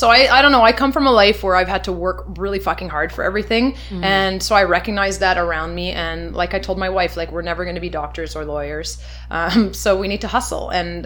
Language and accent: English; Shawinigan, Quebec, Canada; I'm from Shawinigan, Quebec. I was raised in a very French-Canadian family, half Lebanese, but mostly French-Canadian family.